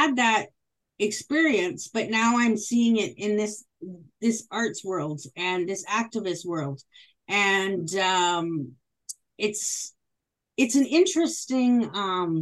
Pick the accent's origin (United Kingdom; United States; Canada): Canada; Moose Jaw, Saskatchewan; I grew up in Moose Jaw, which is predominantly white